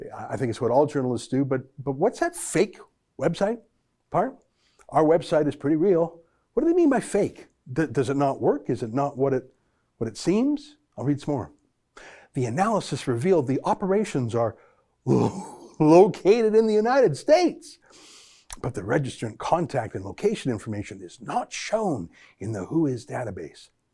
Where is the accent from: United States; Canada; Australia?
Canada